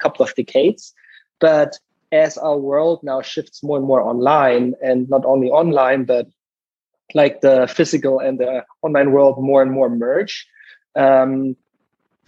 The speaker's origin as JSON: {"language": "English", "region": "Southern Germany", "country": "Germany", "tie": "born or raised there", "also_born_or_lived": "Munich / Stanford, California", "moved": "as an adult", "lives_now": "United States", "said": "I'm originally from Germany, like both of you guys, grew up in the southern part there"}